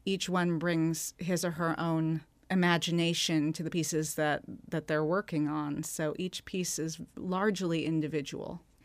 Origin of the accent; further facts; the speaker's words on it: Seattle, Washington, United States; I'm from Seattle.